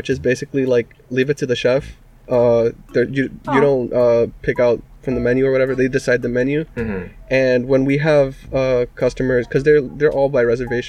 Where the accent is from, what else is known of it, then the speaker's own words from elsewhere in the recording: New York, United States; also born or lived in Dominican Republic; my family's from Dominican Republic. I lived in New York most of my life. I learned Japanese in high school